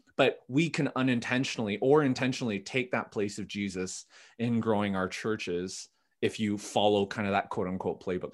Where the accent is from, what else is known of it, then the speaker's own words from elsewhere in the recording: Vancouver, British Columbia, Canada; also born or lived in Ottawa; born and raised in Vancouver. My parents immigrated from Korea in the seventies